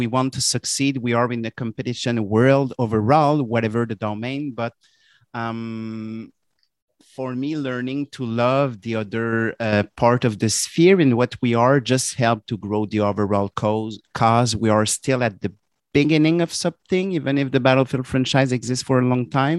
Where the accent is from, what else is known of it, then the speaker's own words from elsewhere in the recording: Canada; accent: French Canadian; my French Canadian accent was understandable.